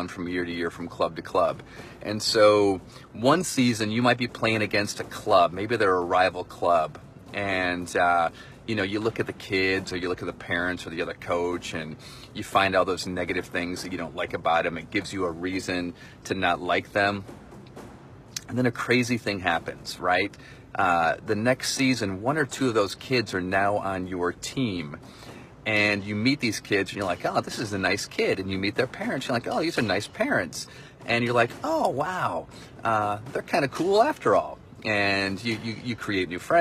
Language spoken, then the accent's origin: English; Michigan, United States; I grew up in Michigan